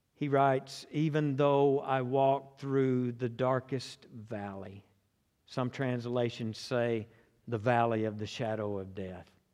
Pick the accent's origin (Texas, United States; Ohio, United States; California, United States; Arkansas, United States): Arkansas, United States; Conway; I was born and raised in Conway